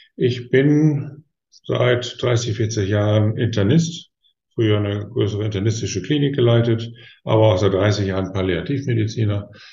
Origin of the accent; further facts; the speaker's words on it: Osnabrück, Lower Saxony, Germany; meiner Heimatstadt Osnabrück